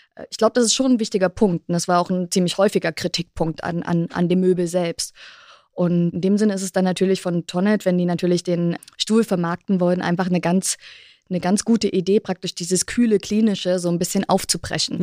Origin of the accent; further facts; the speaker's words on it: East Germany, Germany; Ich bin in der DDR groß geworden, beziehungsweise dann in Ostdeutschland